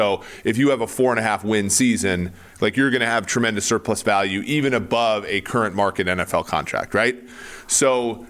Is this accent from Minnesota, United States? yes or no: yes; Minnesota, United States; moved away; I grew up in Minnesota. I was a Vikes fan growing up.